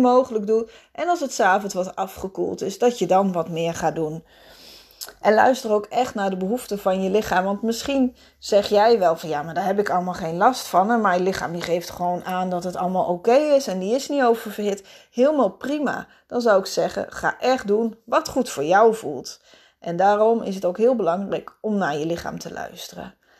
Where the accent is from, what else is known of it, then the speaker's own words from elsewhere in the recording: Netherlands; als Nederlanders